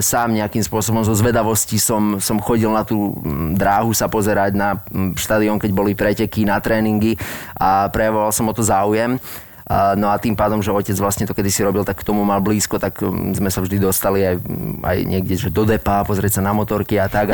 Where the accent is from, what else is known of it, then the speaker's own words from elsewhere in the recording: Žarnovica, Banská Bystrica Region, Slovakia; som sa narodil v Žarnovici a pochádzam stadial